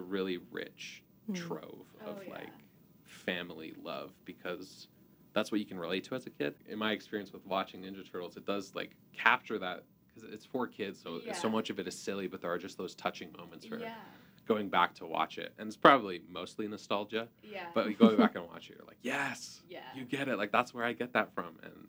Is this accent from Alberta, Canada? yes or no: yes; Alberta, Canada; I'm from Alberta, and it's like a very farmer oil.